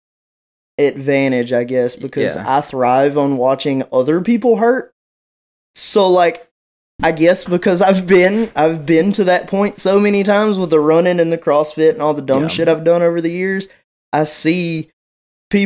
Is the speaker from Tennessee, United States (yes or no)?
yes; West Tennessee, United States; I'm from West Tennessee